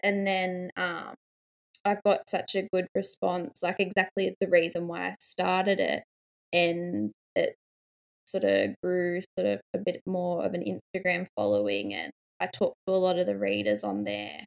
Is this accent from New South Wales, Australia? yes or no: yes; a town two hours north of Sydney, New South Wales, Australia; I'm from Australia, from um, a town about two hours north of Sydney.